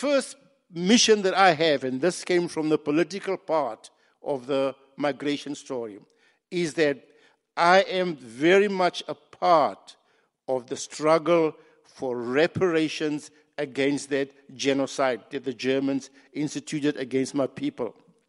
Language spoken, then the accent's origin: English; Botswana; also born or lived in Namibia / South Africa; And I grew up in Botswana. I was a child of exile, born in the shadow of this great genocide, which we mourn to this day. What happened then is that in my early years, I then went back to my country, Namibia, where I did my early education.